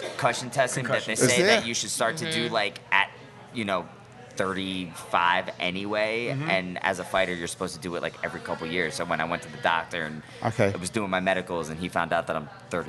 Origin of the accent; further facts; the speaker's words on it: New Jersey, United States; now in New Orleans, United States; I grew up in Jersey.